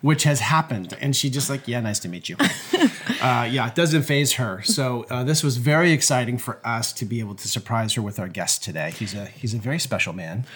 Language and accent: English; Anchorage, Alaska, United States; I'm actually from Anchorage, Alaska